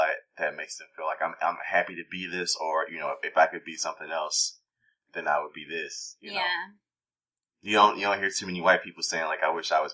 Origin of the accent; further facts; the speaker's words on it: United States; I think of myself as a black American.